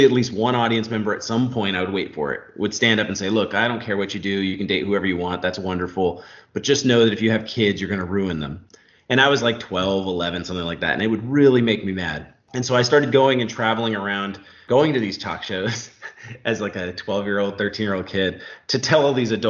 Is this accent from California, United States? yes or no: yes; Orange County, California, United States; I grew up in Orange County, California, sort of in a working class neighborhood